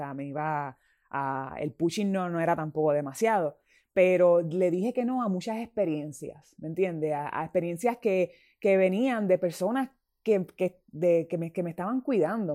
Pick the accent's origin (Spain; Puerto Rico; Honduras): Puerto Rico; mi gente, somos grandes, los puertorriqueños somos grandes.